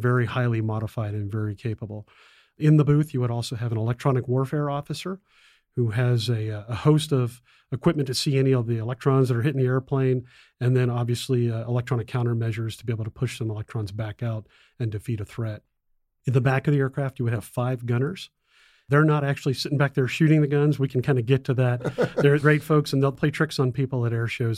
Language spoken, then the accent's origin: English; South Florida, United States; moved away as an adult; also born or lived in Bitburg Air Base, Germany; I grew up in South Florida